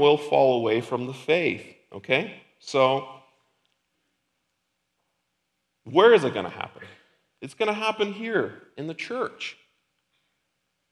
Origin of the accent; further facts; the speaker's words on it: Ukraine; now in Lincoln, United States; we used to live in a different country, I'm from Ukraine